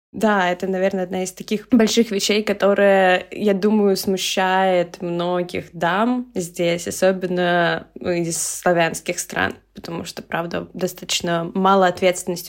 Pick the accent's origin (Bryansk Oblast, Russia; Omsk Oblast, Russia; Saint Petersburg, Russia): Saint Petersburg, Russia; moved away as an adult; now in Vienna, Austria; я сама родом из Питера и всю жизнь провела в Питере